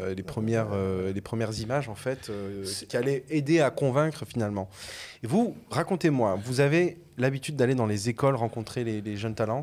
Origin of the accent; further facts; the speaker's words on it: Avignon, Provence-Alpes-Côte d'Azur, France; also born or lived in Arles; je suis originaire d'Avignon, euh, Arles et tout ça, c'est mon bassin de vie en tout cas de ma jeunesse